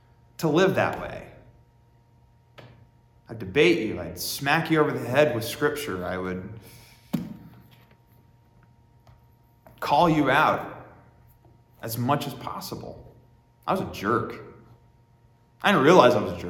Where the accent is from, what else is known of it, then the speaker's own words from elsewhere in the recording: Warren, Pennsylvania, United States; I grew up in Warren, Pennsylvania